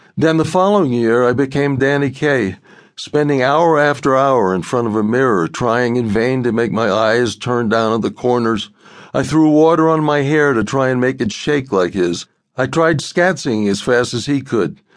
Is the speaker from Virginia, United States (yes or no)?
no; New York City, New York, United States; grew up in Brooklyn